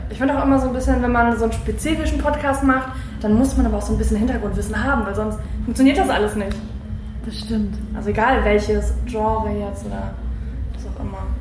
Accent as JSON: {"language": "German", "town": "Wuppertal", "region": "North Rhine-Westphalia", "country": "Germany", "said": "ich komme aus Wuppertal"}